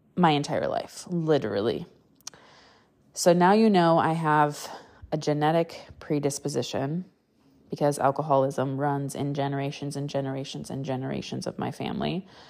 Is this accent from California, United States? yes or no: no; Wisconsin, United States; I grew up in the Midwest, Wisconsin, to be exact.